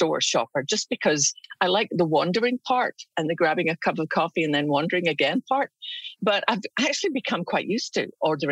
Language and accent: English; Scotland, United Kingdom; now in United States; I grew up in Scotland